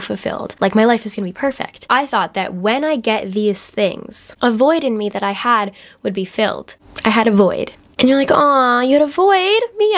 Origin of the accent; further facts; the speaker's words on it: New Jersey, United States; accent: Jersey; my Jersey accent really just popped out